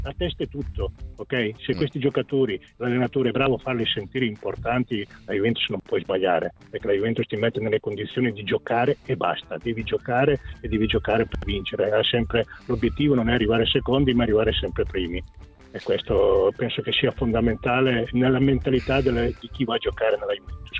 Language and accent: Italian; San Marino; io sono di San Marino